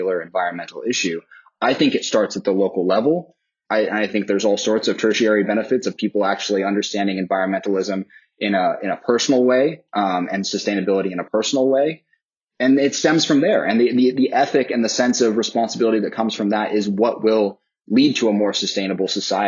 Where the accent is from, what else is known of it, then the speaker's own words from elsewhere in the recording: Seattle, Washington, United States; moved away as an adult; now in Washington, DC, United States; I grew up in the city. I grew up in Northeast Seattle.